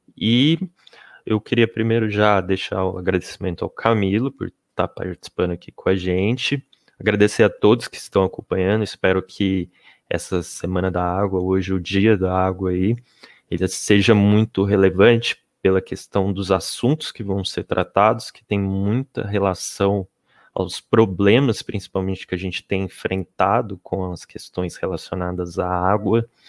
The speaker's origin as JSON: {"language": "Portuguese", "town": "São José dos Campos", "region": "São Paulo", "country": "Brazil", "said": "a gente é do Vale do Paraíba, a gente é de São José dos Campos"}